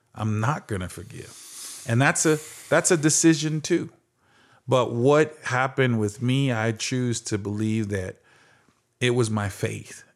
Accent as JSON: {"language": "English", "town": "Phoenix", "region": "Arizona", "country": "United States", "tie": "born or raised there", "said": "growing up in Phoenix, Arizona"}